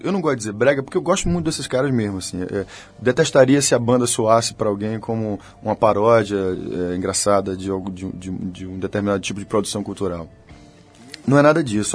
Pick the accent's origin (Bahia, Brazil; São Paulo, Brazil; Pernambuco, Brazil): Bahia, Brazil